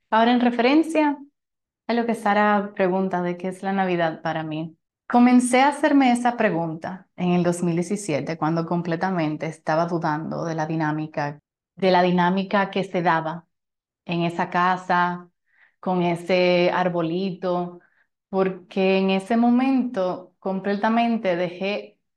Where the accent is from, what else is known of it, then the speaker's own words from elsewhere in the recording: Italy; Como saben, soy italiana